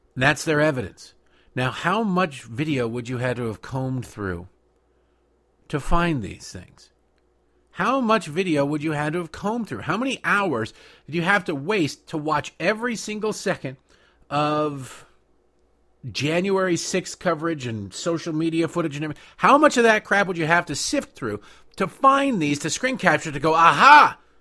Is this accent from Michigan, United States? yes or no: yes; Michigan, United States; growing up in Michigan